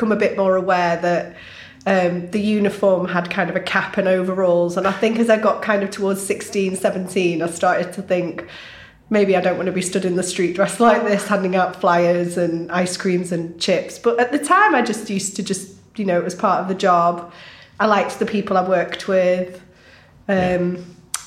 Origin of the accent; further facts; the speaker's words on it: Southport, North West England, United Kingdom; I grew up in Southport